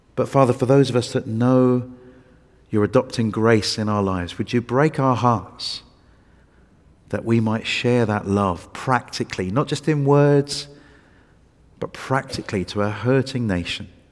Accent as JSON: {"language": "English", "region": "England", "country": "United Kingdom", "said": "I was from England"}